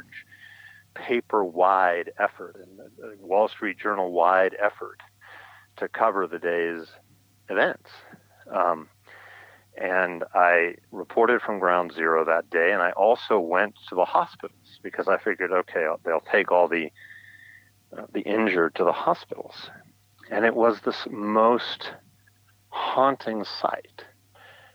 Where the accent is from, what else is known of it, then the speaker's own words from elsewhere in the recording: California, United States; now in New York, United States; I grew up in California